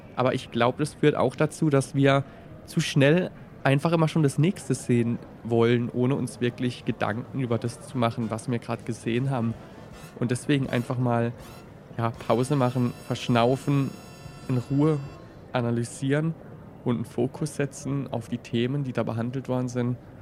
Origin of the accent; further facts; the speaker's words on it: Baden and Swabia, Baden-Württemberg, Germany; accent: mixed Badisch and Swabian; mit meinem speziellen Dialekt aus Badisch und Schwäbischen. Ich habe das Gefühl, es hat sich mittlerweile so ein bisschen vermischt.